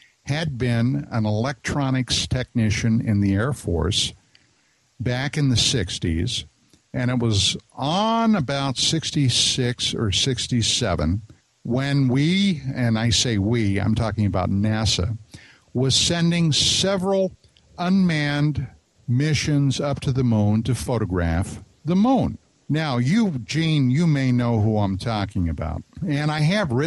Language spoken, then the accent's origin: English; East Coast, United States; I'm from the East Coast, so I mean, you know, when I say December, we're talking about 6 inches of snow